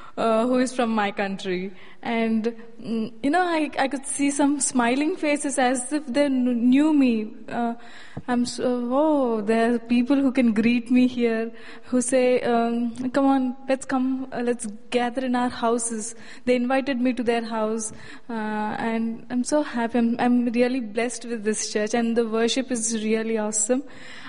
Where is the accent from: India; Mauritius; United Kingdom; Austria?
India; now in United States; I'm from India.